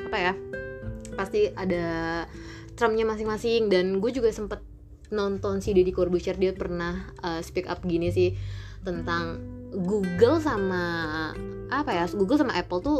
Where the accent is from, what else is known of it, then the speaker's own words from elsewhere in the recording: North Jakarta, Jakarta, Indonesia; ya gue hijrah ke Depok gitu kan dan basically mental gue hancur gara-gara ya gue dari Jakarta Utara gitu kan